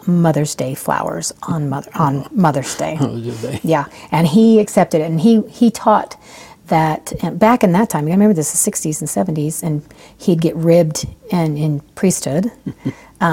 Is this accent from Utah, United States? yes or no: yes; Provo, Utah, United States; also born or lived in Okinawa, Japan; I grew up in Provo.